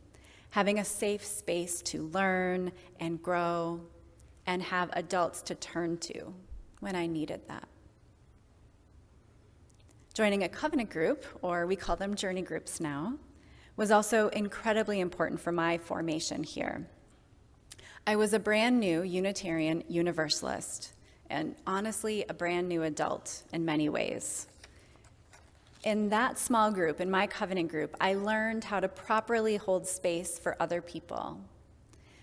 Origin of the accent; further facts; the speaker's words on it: Kenosha, Wisconsin, United States; My childhood was spent outside, both in my hometown of Kenosha